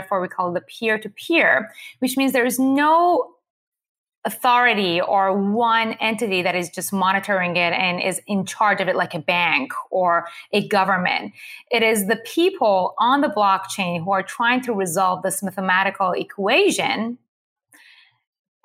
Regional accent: Iran; moved away; I was born and raised in Iran to a Jewish family

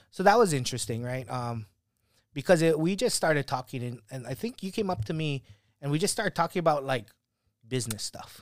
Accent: Kauai, Hawaii, United States; moved away; growing up on Kauai

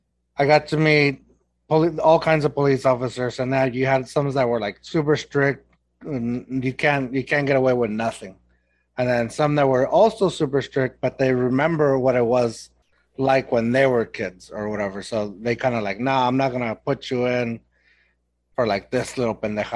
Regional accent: Eagle Pass, Texas, United States; accent: Texan, Mexican; moved away as an adult; also born or lived in Mexico; now in San Antonio, United States; So I'm from Eagle Pass. That's my hometown. I live in San Antonio.

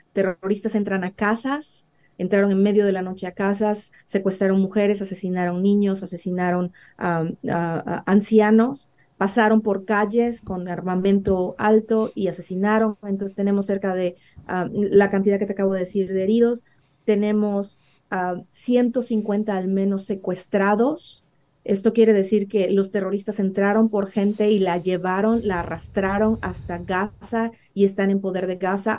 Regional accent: Veracruz, Mexico; Yo soy de Veracruz, México

